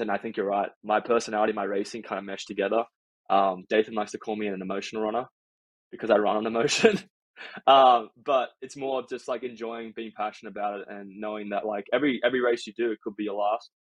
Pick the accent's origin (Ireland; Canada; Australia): Australia; now in United States; I'm considered an American by some Aussies